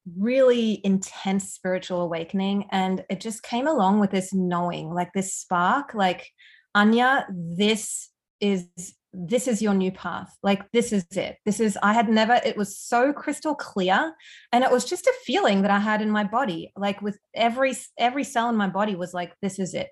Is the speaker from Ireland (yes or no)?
no; Australia; accent: Aussie; moved away as an adult; also born or lived in Germany / Melbourne, Australia; now in Canada; I'm originally from Germany, but I spent a lot of my youth growing up in Australia. So, hence the Aussie accent